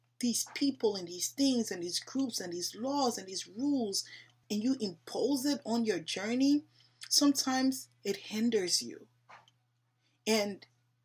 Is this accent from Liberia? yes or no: yes; Liberia; I'm African. I'm from Liberia